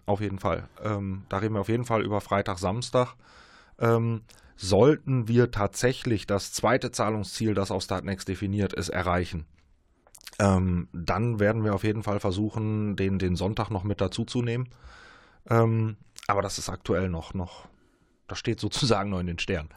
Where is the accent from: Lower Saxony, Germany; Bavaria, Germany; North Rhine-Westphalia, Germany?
North Rhine-Westphalia, Germany; Münster and surrounding area; wir kommen alle hier aus Münster und aus der Umgebung, aus der Region.